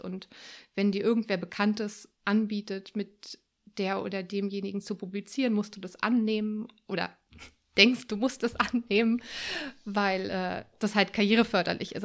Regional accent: Berlin, Germany; moved away as an adult; also born or lived in France / Sweden / Wuppertal; ich bin ursprünglich Berlinerin und bin viel, viel in meinem Leben rumgekommen, vor allem in Europa

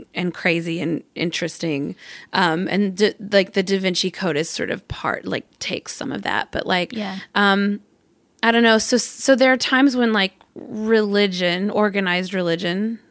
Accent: Arkansas, United States; I'm from Arkansas

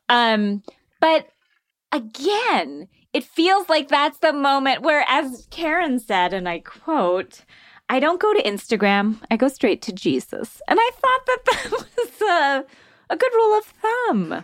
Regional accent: Florida, United States; I grew up in Florida.

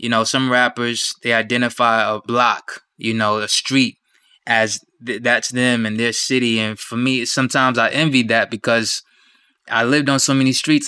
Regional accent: Wyandanch, New York, United States; also born or lived in Wichita, Kansas; But the stationary place, the home base, is New York, Wyandanche, Long Island. That's what I knew was home growing up.

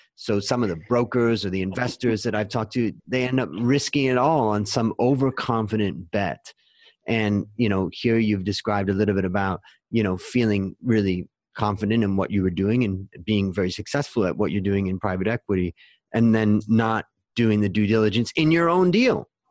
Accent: Ohio, United States; where I grew up in Ohio

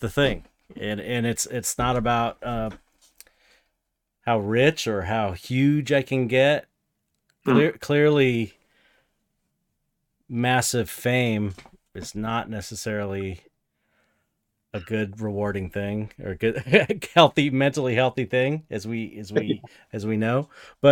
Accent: United States; an American

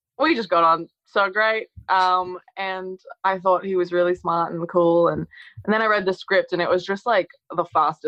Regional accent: Australia; we're both from Australia

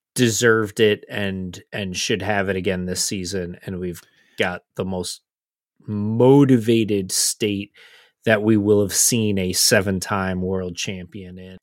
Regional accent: United States; as American fans

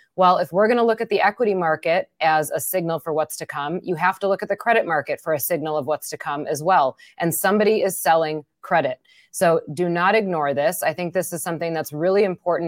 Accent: Wisconsin, United States; accent: Wisconsin; my Wisconsin accent

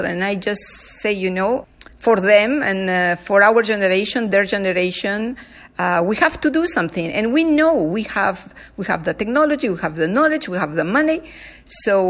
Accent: Peru; now in Canada; I come from Peru. I was raised by people living modestly

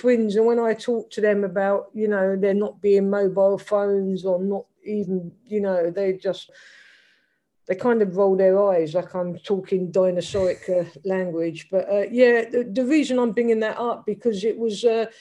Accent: London, United Kingdom; accent: London; it's a complete London accent. I was brought up in the council estates of deepest Stockwell.

